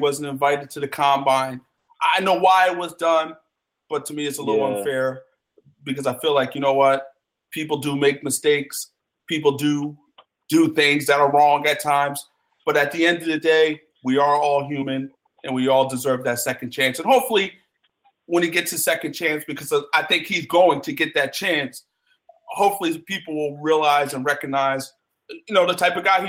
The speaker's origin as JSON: {"language": "English", "town": "Philadelphia", "region": "Pennsylvania", "country": "United States", "said": "I'm from the Philadelphia area"}